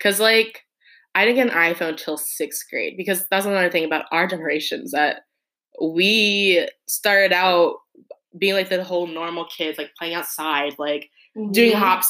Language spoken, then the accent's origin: English; Texas, United States; they grew up in Michigan, I grew up in Texas, but, like, we still were living the same life.